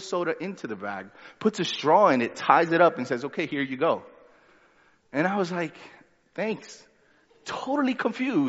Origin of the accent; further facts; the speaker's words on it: New York City, New York, United States; also born or lived in Honduras; I was born in Honduras, lived there for 3 years, and then we moved to Brooklyn. And then I didn't go back to Honduras till I was 14. When I went back, by then, I was more Brooklyn than anything else.